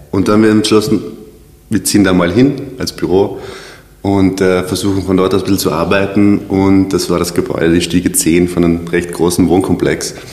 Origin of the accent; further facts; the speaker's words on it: South Tyrol, Trentino-Alto Adige, Italy; moved away as an adult; now in Vienna, Austria; ich komme aus Südtirol ähm, habe dort eine Oberschule besucht mit dem Schwerpunkt äh, Werbung, Grafik und Fotografie. Bin dann 2012 nach Wien